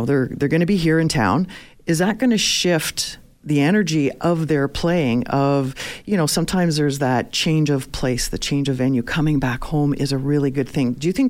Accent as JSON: {"language": "English", "town": "Toronto", "region": "Ontario", "country": "Canada", "tie": "born or raised there", "moved": "yes", "said": "Growing up in Toronto"}